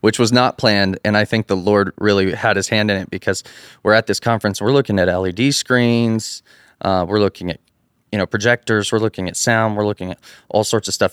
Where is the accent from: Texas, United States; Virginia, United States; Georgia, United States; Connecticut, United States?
Texas, United States; Abilene; moved away as an adult; now in Athens, Texas, United States; I'm actually from Abilene, which is West Texas